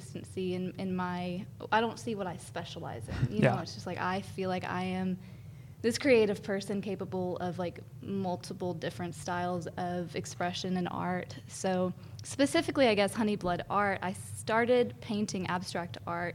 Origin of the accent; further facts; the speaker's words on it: Athens, Alabama, United States; now in Huntsville, United States; I grew up in Athens, Alabama.